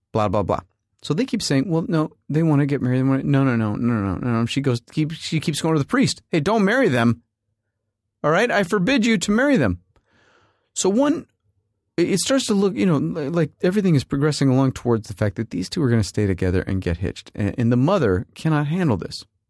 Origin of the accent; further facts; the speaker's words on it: United States; we're Americans, so we don't come from here